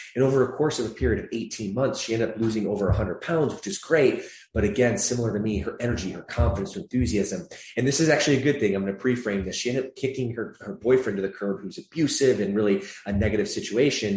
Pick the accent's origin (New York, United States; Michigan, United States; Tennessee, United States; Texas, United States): Michigan, United States; moved away as an adult; also born or lived in Atlanta, Georgia; now in Los Angeles, United States; I grew up there for the latter part of my childhood through adolescence into my, I guess, early adulthood.